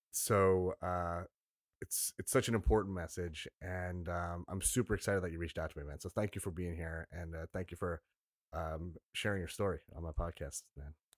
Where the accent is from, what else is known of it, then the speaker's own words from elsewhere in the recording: South Shore of Long Island, New York, United States; I grew up on the South Shore of Long Island